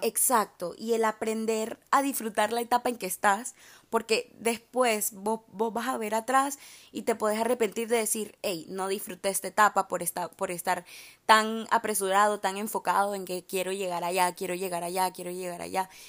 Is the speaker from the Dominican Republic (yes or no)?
no; Honduras; also born or lived in Miami; now in Boca Raton, United States; soy de Honduras